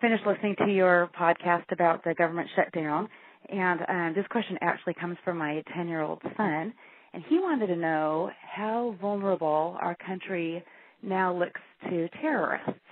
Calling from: Washington, United States; I'm calling you from Washington State

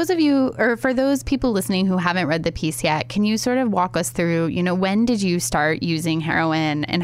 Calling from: Shelby, Ohio, United States; I am calling from Shelby, Ohio. Uh, I grew up in Ohio.

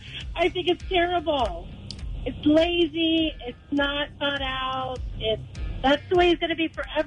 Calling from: Corona, California, United States; I'm calling from Corona.

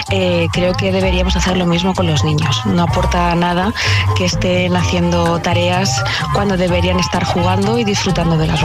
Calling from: Murcia, Region of Murcia, Spain; Hola, buenos días. … de Murcia, de siempre.

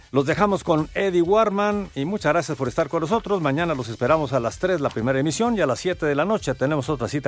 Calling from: Nextlalpan, State of Mexico, Mexico; de Nextlalpan. Los escucho todos los días, felicidades por el programa que tienen

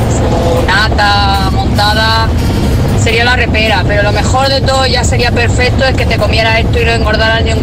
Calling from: Valencia, Valencian Community, Spain; Buenos días, Mari de Valencia.

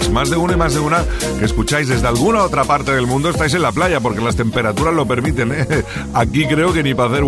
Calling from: Cubelles, Catalonia, Spain; Buenas noches, Quique … de Cubellas. Me hacéis pasar muy buenos ratos con esta delicia de programa.

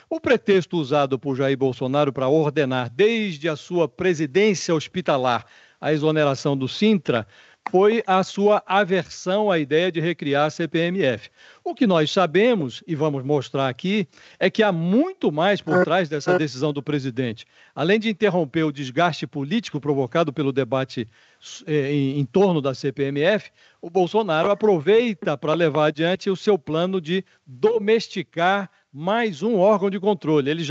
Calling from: Brasília, Federal District, Brazil; falo de Brasília

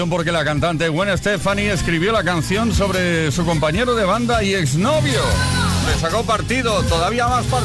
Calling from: Alicante, Valencian Community, Spain; de Alicante.

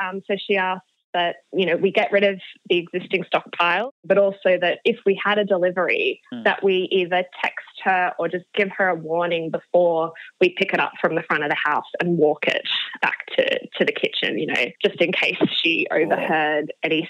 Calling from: Sydney, New South Wales, Australia; I am calling from Alexandria, Sydney today, from my current share house.

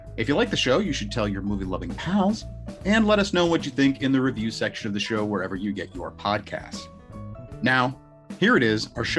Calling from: Madison, Wisconsin, United States; I am coming in from Madison, Wisconsin.

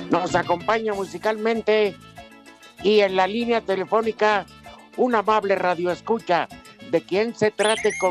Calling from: Mexico City, Mexico; Ciudad de México.

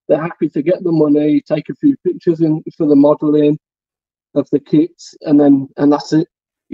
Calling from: England, United Kingdom; I'm a mate from the Midlands.

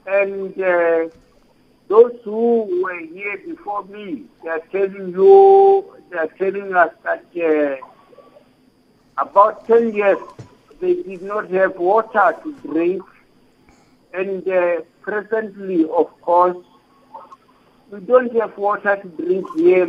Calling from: Rakhobe, Limpopo, South Africa; from Rakhobe.

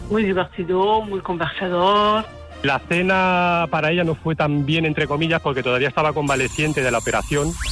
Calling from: Santa Cruz de Tenerife, Canary Islands, Spain; Aquí, en Santa Cruz de Tenerife, lo peor que podéis ver es el muñeco de nieve.

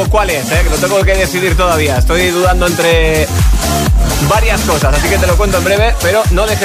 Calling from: Madrid, Community of Madrid, Spain; de Madrid.

